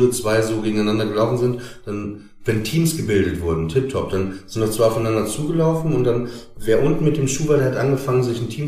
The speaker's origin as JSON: {"language": "German", "town": "Papenburg", "region": "Lower Saxony", "country": "Germany", "accent": "Norddeutsch", "said": "ich komme aus Papenburg, ne? da redet man ja nicht so wie in Hamburg"}